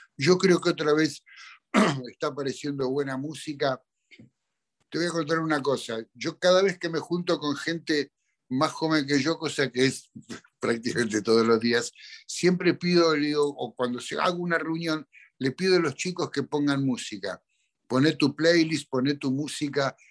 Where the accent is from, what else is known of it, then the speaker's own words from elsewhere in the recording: Argentina; en mi país